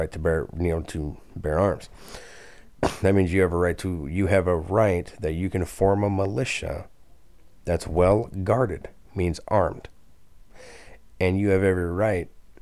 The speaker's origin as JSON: {"language": "English", "country": "United States"}